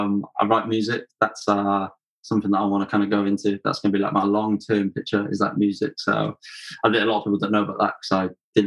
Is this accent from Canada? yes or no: no; Welsh, Wales, United Kingdom; Just Welsh.